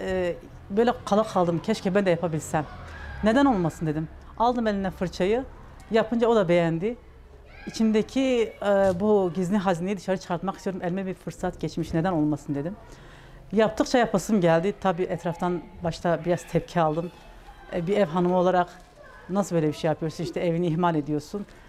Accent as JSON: {"language": "Turkish", "region": "Batman Province", "country": "Turkey", "tie": "born or raised there", "said": "1976 ee, Batman doğumluyum."}